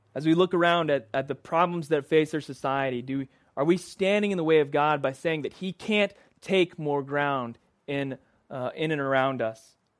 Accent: Dallas, Texas, United States; born or raised there; moved away

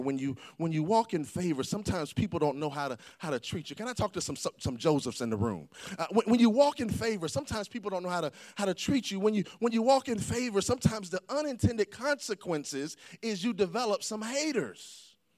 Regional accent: the South, United States; I grew up in the South

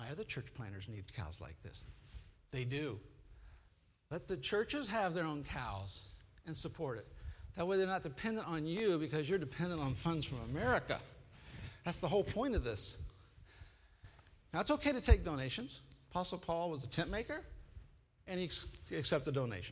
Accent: Midwest, United States; I grew up in the Midwest.

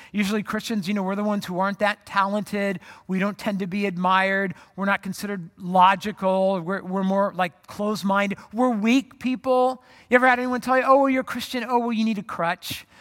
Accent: Orange County, California, United States; moved away as an adult; also born or lived in Phoenix; I grew up in Orange County, moved to Phoenix to go to college

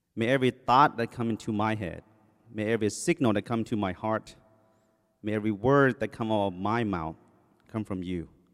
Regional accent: Thailand; first language Thai; English is a second language; also born or lived in Covina, California; now in United States; I came from Thailand, um, my first language, as you know, was in English. It's Thai. When I came here, they put me in ESL class

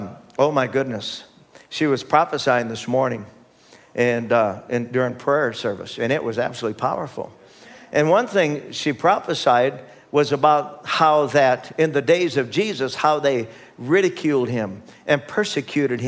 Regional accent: United States; as American citizens

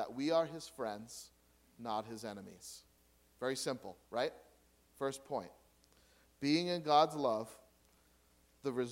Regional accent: United States; I'm an American

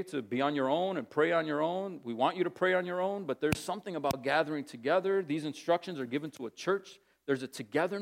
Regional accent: New Jersey, United States; also born or lived in Massachusetts; when my mother and I moved from Massachusetts to New Jersey

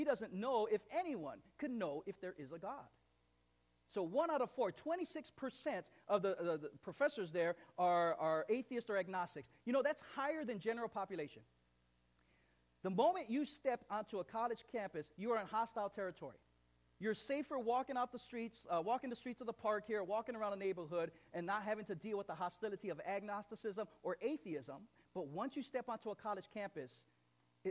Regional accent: East Chicago, Indiana, United States; my hometown. I'm from East Chicago

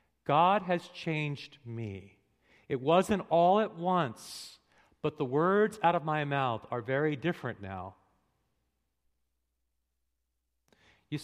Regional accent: New England, United States; I'm from New England. All New Englanders cuss.

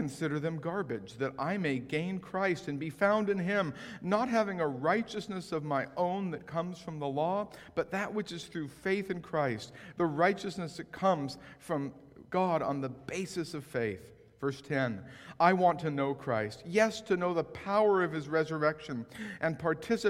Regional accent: West Coast, United States; also born or lived in Framingham, Massachusetts; I grew up on the West Coast

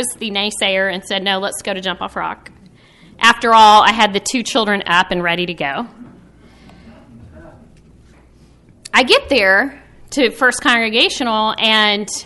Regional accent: Texas, United States; moved away; Growing up in Texas

